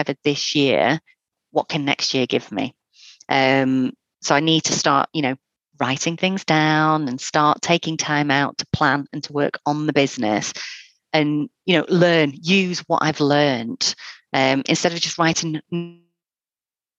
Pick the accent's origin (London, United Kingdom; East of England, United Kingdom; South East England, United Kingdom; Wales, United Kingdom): Wales, United Kingdom; North; now in Fylde Coast, United Kingdom; I'm originally from North Wales, so I moved up because of a holiday romance